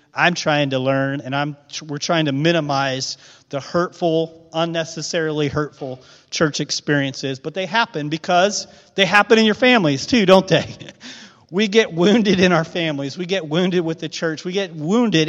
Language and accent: English; Midwest, United States; a Midwestern guy from a small town